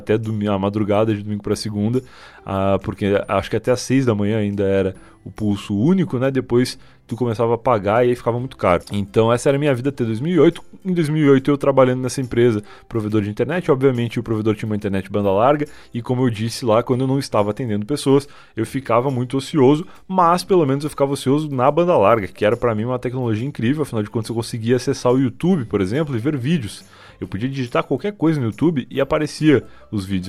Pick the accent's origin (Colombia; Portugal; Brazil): Brazil; Rio Grande, Rio Grande do Sul; moved away as an adult; now in Osasco, Brazil; lá em Rio Grande, a cidade onde eu nasci